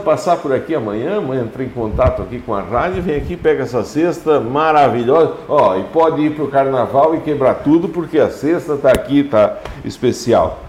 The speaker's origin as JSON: {"language": "Portuguese", "country": "Brazil", "tie": "born or raised there", "said": "Lá no São Miguel, onde eu nasci"}